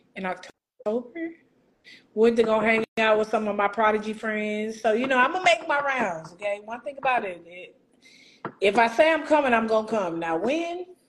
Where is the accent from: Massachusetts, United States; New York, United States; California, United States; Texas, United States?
Texas, United States; Houston; Houston, ma'am